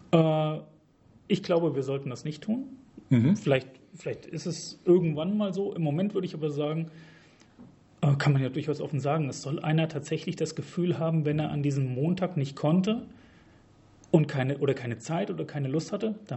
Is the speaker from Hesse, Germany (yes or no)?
yes; Hesse, Germany; ich komme hier aus der Region, ich wohne in Wetzlar, habe in Gießen studiert